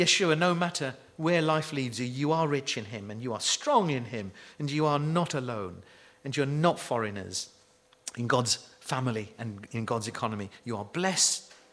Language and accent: English; United Kingdom; we're frightfully British